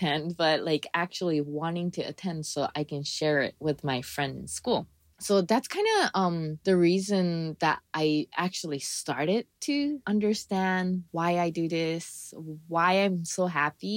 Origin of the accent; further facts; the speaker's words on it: Japan; now in Hawaii, United States; I grew up in Japan, kind of.